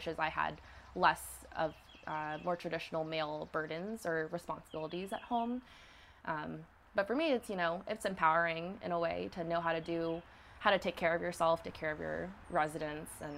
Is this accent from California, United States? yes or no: no; Hattiesburg, Mississippi, United States; I was born in Hattiesburg, Mississippi.